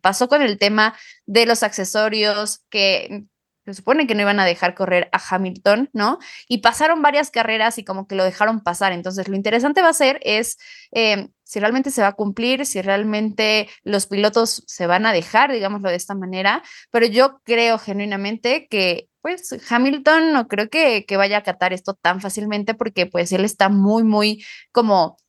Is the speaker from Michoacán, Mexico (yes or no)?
no; Pachuca, Hidalgo, Mexico; moved away; en Pachuca, el hermosísimo lugar de donde soy